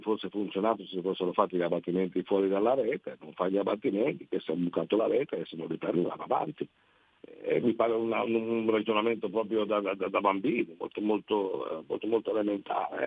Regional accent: Liguria, Italy; noi come Liguri

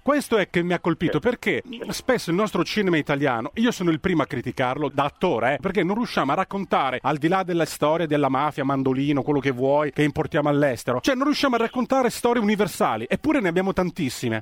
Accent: Calabria, Italy; io sono calabrese

